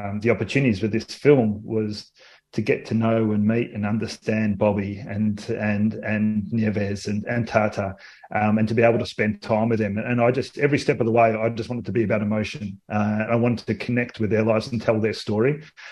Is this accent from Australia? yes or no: yes; Australia; accent: Australian; With my Australian accent